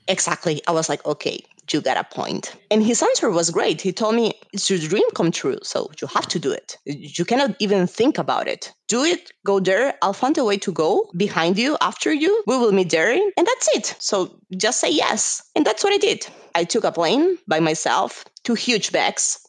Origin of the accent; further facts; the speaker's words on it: Colombia; moved away as an adult; also born or lived in São Paulo, Brazil; I'm Colombian. And I say this because normally people think that I'm Brazilian, but actually, I was born in Colombia. And I moved to Brazil because of my university.